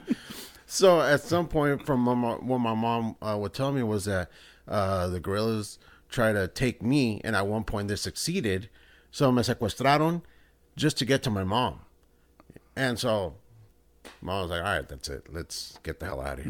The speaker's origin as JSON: {"language": "English", "country": "El Salvador", "said": "I'm from El Salvador"}